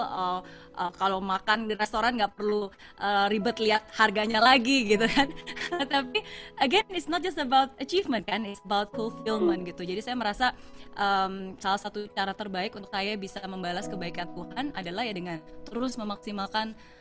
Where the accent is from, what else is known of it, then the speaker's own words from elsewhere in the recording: Indonesia; moved away as an adult; also born or lived in Singapore; it was not easy untuk bisa coming back to Indonesia